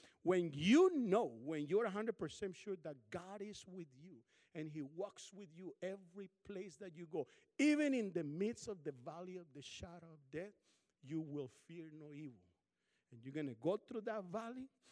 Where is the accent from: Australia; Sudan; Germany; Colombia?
Colombia; now in Kansas, United States; I'm from Colombia, South America.